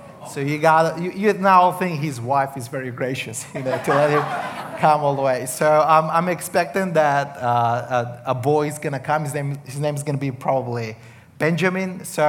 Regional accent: Serbia; accent: Australian; English is a second language; I come from Serbia. I am a Roma. I'll explain that later a little bit. In case you're confused, I have a little bit of the Australian accent, so that's going to kick in.

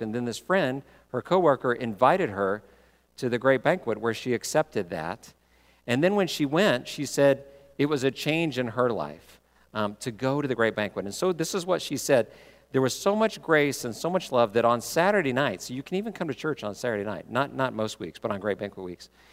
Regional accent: Texas, United States; I grew up in Texas

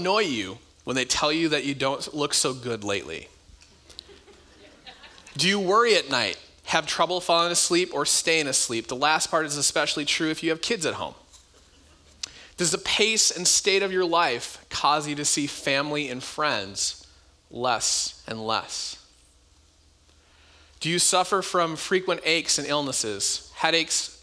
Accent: United States; America, our country

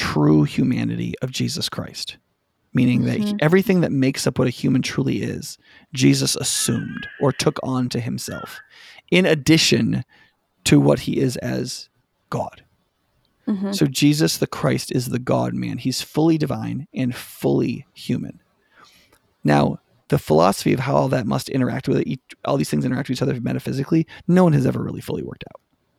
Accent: Watertown, New York, United States; But if I tell you I grew up in Watertown, New York, and you believe it

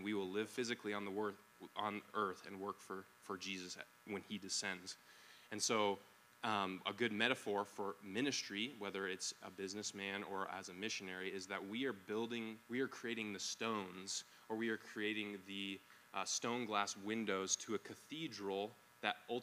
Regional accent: United States

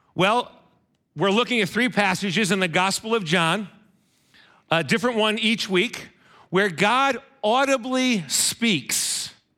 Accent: Monroe, Connecticut, United States; my hometown of Monroe

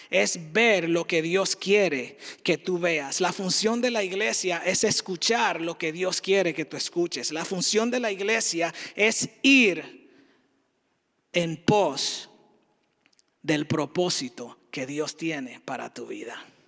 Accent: Dominican Republic; moved away as an adult; now in United States; diferente a lo que ejercía en la República Dominicana, de donde soy

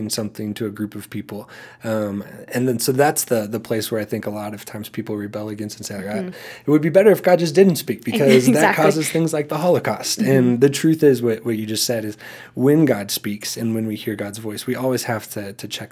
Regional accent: the Bible Belt, United States; growing up in the Bible Belt

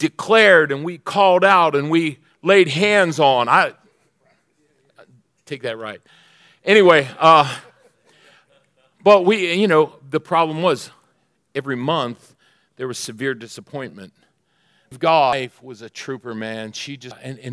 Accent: Pennsylvania, United States; I'm from Pennsylvania

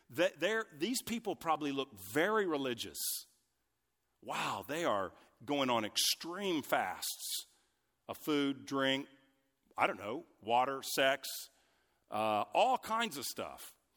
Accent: United States; I'm an American, grew up in the U S

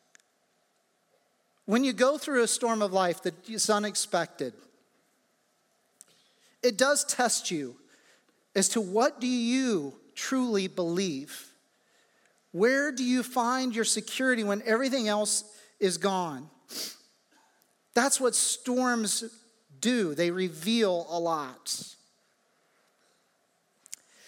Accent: Midwest, United States; moved away; the natural response of everybody in my hometown would be to turn on the radio and see where the tornado actually touched down

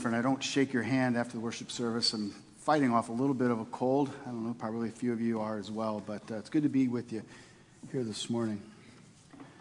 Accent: St. Louis, Missouri, United States; I grew up in St. Louis, Missouri.

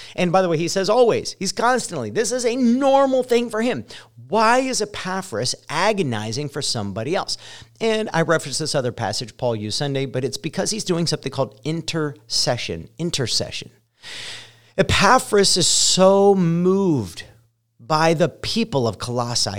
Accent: Ohio, United States; moved away as an adult; also born or lived in Colorado; now in Indiana, United States; I spent the first, uh, I don't know, twenty three years of my life in Ohio, and I identify more as a Buckeye

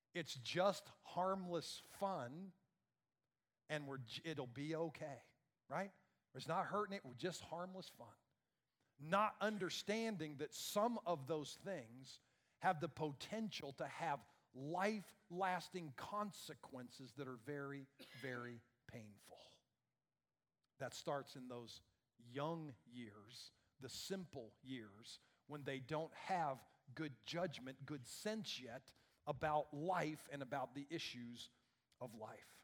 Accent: Iowa, United States; I grew up in Iowa

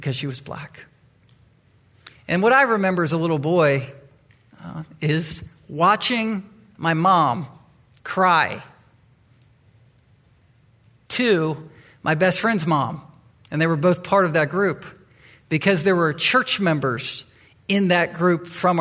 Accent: Chesapeake, Virginia, United States; now in Anchorage, United States; I grew up in Virginia, in the Virginia Beach, Chesapeake area. I, as a boy, was in Chesapeake. That's where I was raised

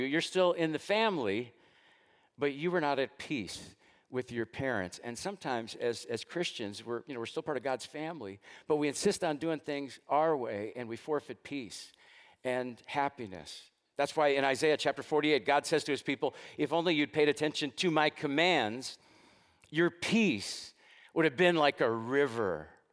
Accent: United States; I was born into this country of the United States.

